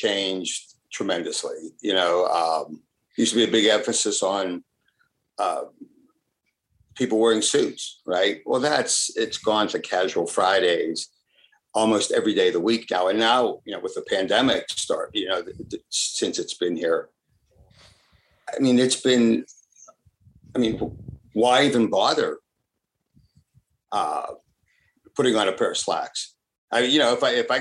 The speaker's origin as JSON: {"language": "English", "town": "Pittsburgh", "region": "Pennsylvania", "country": "United States", "tie": "born or raised there", "also_born_or_lived": "Italy", "first_language": "Italian", "second_language": "English", "said": "being raised in Pittsburgh"}